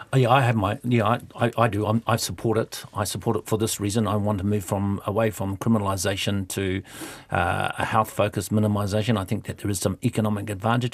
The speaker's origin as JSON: {"language": "English", "region": "Eastern Bay of Plenty", "country": "New Zealand", "tie": "born or raised there", "said": "I was brought up in the Eastern Bay Plenty"}